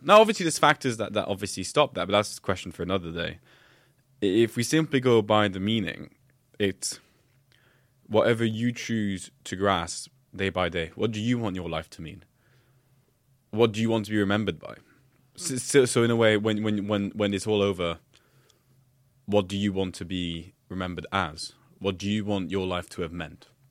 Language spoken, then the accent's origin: English; Oman; moved away; also born or lived in south of France / Belgium; I grew up in Oman